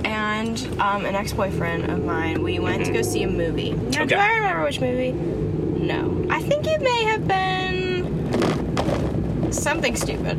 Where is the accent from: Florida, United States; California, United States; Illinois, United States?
Florida, United States; Orlando; I'm from Orlando